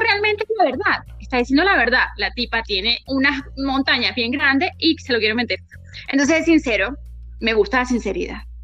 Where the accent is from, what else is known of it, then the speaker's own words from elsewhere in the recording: Venezuela; nosotros somos de Venezuela